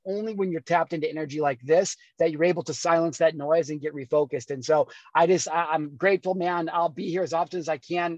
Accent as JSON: {"language": "English", "region": "Illinois", "country": "United States", "tie": "born or raised there", "also_born_or_lived": "California", "moved": "yes", "said": "I grew up in Illinois"}